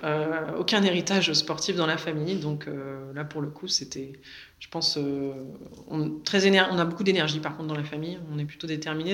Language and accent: French; Le Vésinet, Île-de-France, France; je viens du Vésiné. Euh, j'ai grandi euh, dans la banlieue euh, ouest parisienne